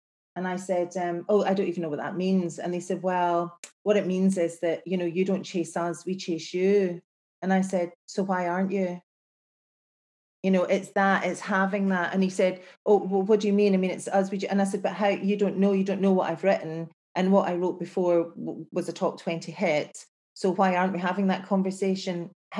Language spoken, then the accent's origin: English; Glasgow, Scotland, United Kingdom; I'm from Glasgow. You know, that's kind of how I feel in my life. I am from Glasgow. I am from, like, the best city in the world, because you can't kid a kidder in Glasgow.